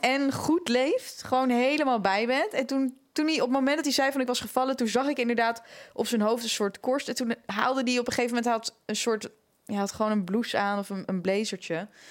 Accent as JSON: {"language": "Dutch", "town": "Amsterdam", "region": "North Holland", "country": "Netherlands", "said": "waar komen jullie vandaan? Dus ik zo ja, Amsterdam"}